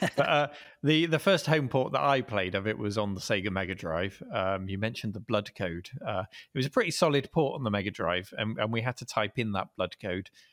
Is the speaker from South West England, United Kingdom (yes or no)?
yes; Dorchester, South West England, United Kingdom; hometown in, uh, a place called Dorchester, down in Dorset on the south coast of England